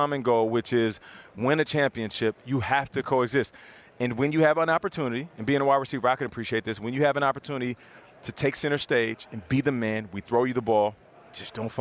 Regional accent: Canada; moved away; I'm Canadian, born in Canada.

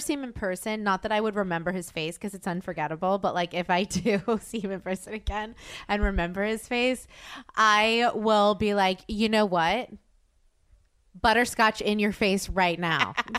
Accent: Louisiana, United States; I'm from Louisiana

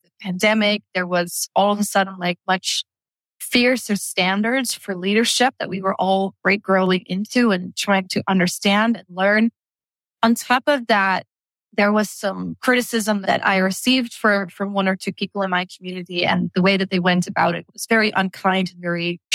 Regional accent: Netherlands; moved away as an adult; Dutch, right? Born and raised in Holland

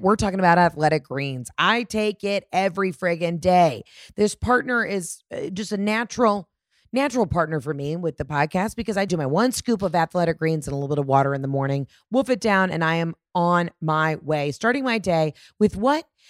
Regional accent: Atlanta, Georgia, United States; my hometown of Atlanta

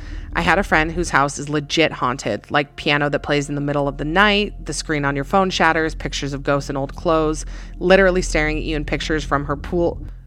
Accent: Illinois, United States; I was home from college for Thanksgiving break back in my hometown in Illinois.

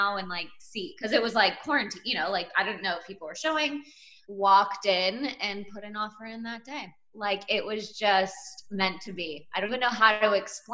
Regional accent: Plano, Texas, United States; also born or lived in New York / Los Angeles; I always knew and kind of wanted to end up back in Dallas because it is my hometown. I grew up here.

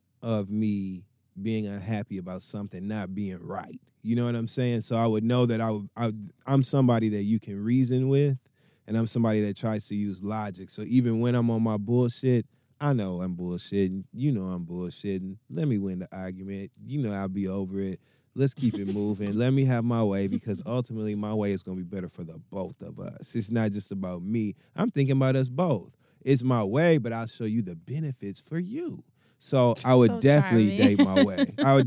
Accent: Midwest, United States; I come from the Midwest

